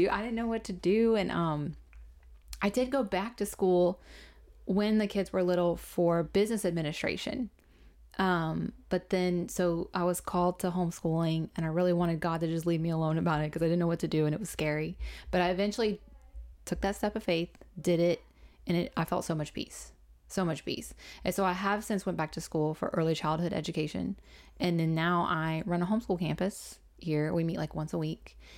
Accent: California, United States; born there; I was born in California. My parents met at a base in California

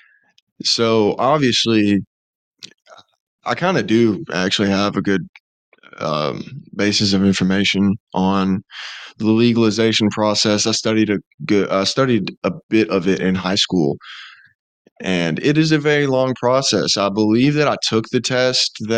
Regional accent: Alabama, United States; me growing up in Alabama

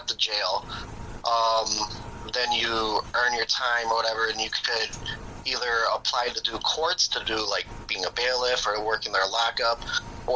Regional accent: Chicago, Illinois, United States; I'm from Chicago, born and raised, not the suburbs, inner city, grew up in an all-Hispanic neighborhood

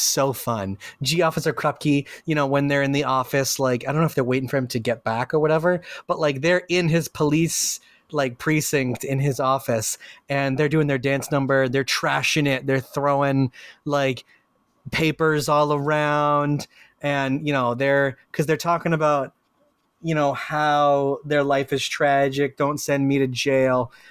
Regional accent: Puerto Rico; Represent P R. That's me.

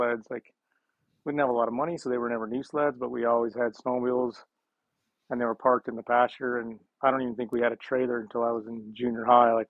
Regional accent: McCall, Idaho, United States; I was born and raised in McCall, Idaho

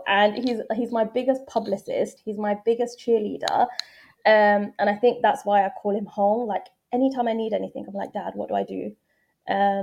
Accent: London, United Kingdom; moved away as an adult; also born or lived in Indonesia; now in Dubai, United Arab Emirates; I'm very much from East London

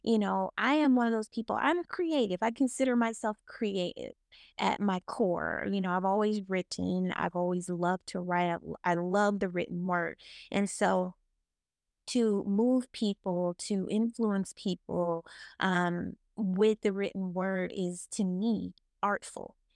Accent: the South, United States; growing up in the South

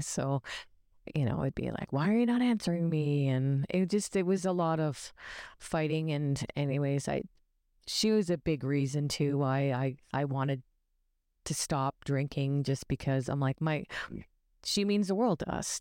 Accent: Ontario, Canada; we're from Ontario

